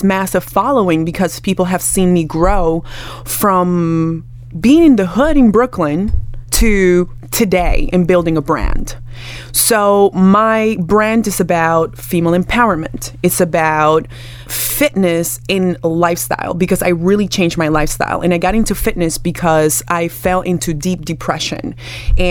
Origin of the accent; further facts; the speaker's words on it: Dominican Republic; I'm from the Caribbean. I am Dominican. I am Afro-Latina